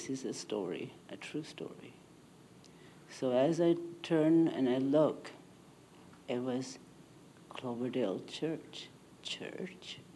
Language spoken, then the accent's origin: English; India; now in Canada; I was born in India